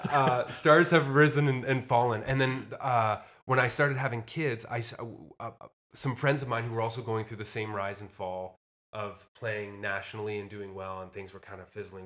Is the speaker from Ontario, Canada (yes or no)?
yes; Windsor, Ontario, Canada; also born or lived in Nashville; now in Toronto, Canada; close to my hometown of Windsor